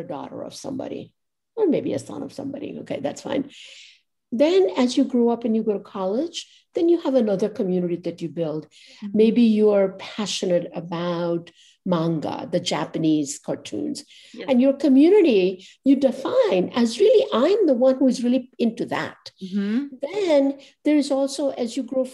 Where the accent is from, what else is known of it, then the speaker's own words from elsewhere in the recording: Ahmedabad, Gujarat, India; now in New York, United States; they would always think of me as Ahmedabadi first in that town that I grew up.